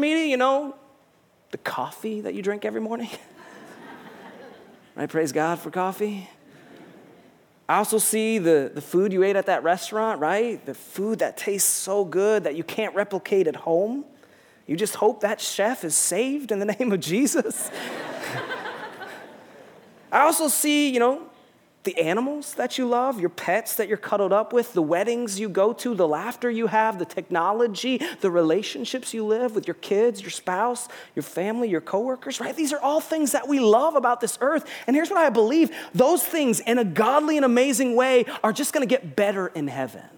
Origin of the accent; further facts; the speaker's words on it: United States; also born or lived in Rochester; We're from the United States of America